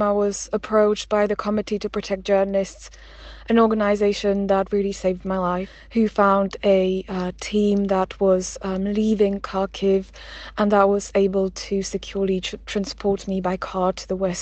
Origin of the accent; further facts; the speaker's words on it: Slovakia; Slovakia is actually my home country